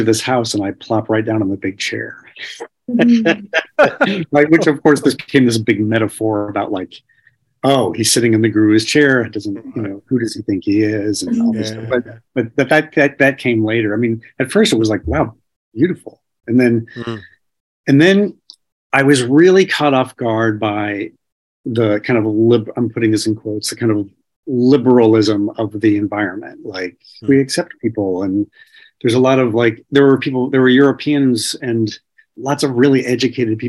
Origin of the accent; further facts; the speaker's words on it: Indiana, United States; I ended up back in school after a few years break in my hometown in Indiana